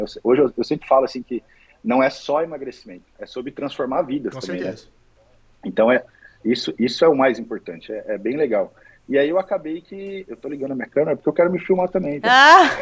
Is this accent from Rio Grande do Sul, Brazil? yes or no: no; Dracena, São Paulo, Brazil; moved away as an adult; now in Balneário Camboriú, Brazil; na verdade sou dracenense de coração. Minha família continua toda aí, meus pais, minha irmã, sobrinho, continua tudo aí. É, eu saí de Dracena para estudar